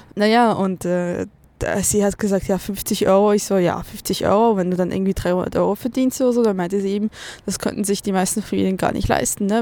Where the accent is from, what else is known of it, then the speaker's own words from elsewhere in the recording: Switzerland; now in Germany; ich als Schweizerin